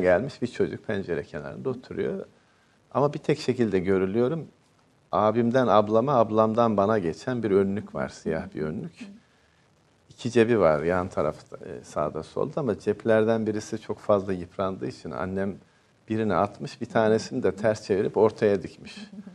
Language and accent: Turkish; Ankara, Turkey; also born or lived in unnamed village (birthplace); doğduğum köyde ilkokul birinci sınıfı okudum ama 5 yaş 2 aylıkken e, okula başladım. Ee, bütün aile Ankara'ya göçmüştü.